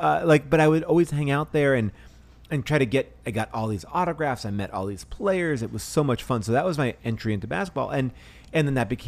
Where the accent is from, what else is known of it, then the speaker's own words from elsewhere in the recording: New York, United States; I am from New York. I grew up watching like St. John's college basketball